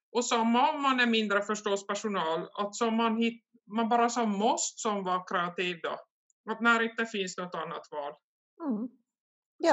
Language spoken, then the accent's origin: Swedish; Korsnäs, Ostrobothnia, Finland; jag är från Korsnäs då, det ligger ungefär 60 kilometer söder om Vasa där jag bor. Harström heter den lilla byn.